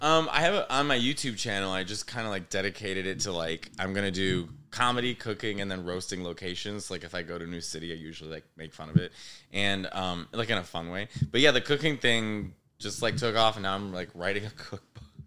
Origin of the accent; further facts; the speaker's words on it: Arlington Heights, Illinois, United States; moved away as an adult; also born or lived in Chicago; now in New York, United States; Arlington Heights